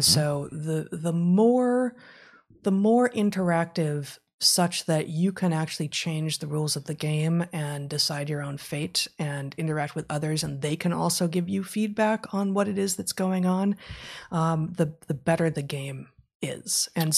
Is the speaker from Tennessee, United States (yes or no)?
no; Los Angeles, California, United States; I grew up in West LA in the 70s and 80s.